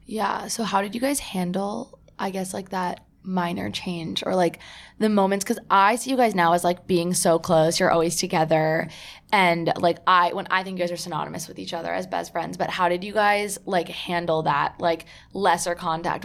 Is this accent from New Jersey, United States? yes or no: yes; New Jersey, United States; I'm from New Jersey